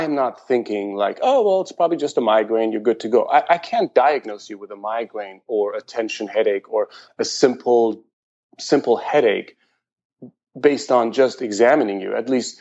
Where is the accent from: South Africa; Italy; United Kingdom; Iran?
Iran; also born or lived in Germany / San Diego, United States; now in Portland, United States; I was born in Iran, and I lived in Germany for a while